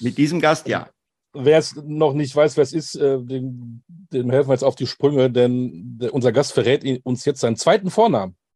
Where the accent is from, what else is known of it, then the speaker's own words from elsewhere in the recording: Oberhausen, North Rhine-Westphalia, Germany; in Oberhausen geboren. Ich habe das Pech, ich bin äh, Westfale, das ist nicht das Pech, sondern das Glück.